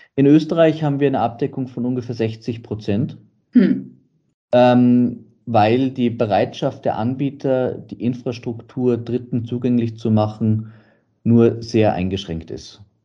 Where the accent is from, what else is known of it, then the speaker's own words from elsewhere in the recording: Munich, Bavaria, Germany; now in Radstadt, Austria; Ich bin in München geboren